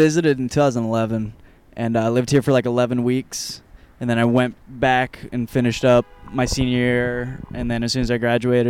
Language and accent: English; Michigan, United States; Southwest. So, cornfields, rural area, very small town.